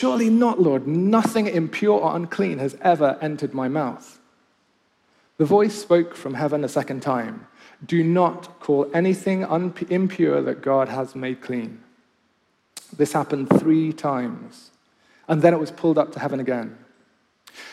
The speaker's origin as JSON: {"language": "English", "country": "Kenya", "tie": "born or raised there", "also_born_or_lived": "Nottingham, United Kingdom", "moved": "yes", "lives_now": "Oxford, United Kingdom", "said": "when I grew up in Kenya."}